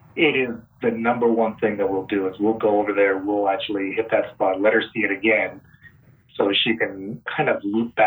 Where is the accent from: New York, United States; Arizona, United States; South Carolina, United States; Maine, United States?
Arizona, United States; Phoenix; moved away as an adult; also born or lived in Vancouver, Washington; now in Los Angeles, United States; I grew up in Phoenix.